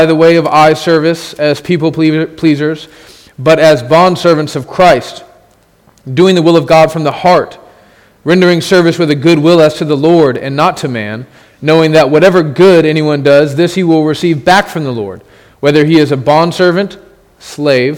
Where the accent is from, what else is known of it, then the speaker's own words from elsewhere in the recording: United States; as an American who lives in a country where everyone agrees that slavery is evil